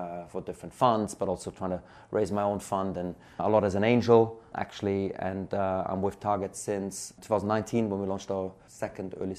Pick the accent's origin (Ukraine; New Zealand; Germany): Germany; moved away as an adult; now in United Kingdom; I'm originally from Germany. I came to the UK in 2008.